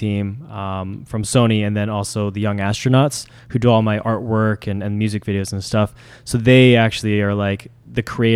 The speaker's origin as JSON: {"language": "English", "town": "Vancouver", "region": "British Columbia", "country": "Canada", "tie": "born or raised there", "said": "Vancouver, born and raised in Vancouver"}